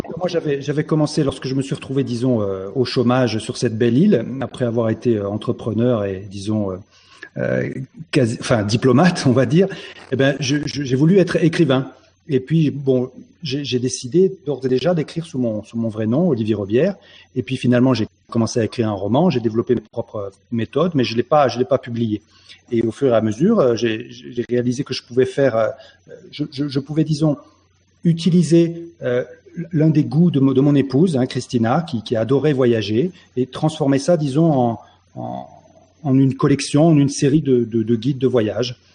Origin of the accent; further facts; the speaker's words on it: Dordogne, Nouvelle-Aquitaine, France; moved away; je suis né en Dordogne, dans le pays de l'homme, dans le pays de Cro-Magnon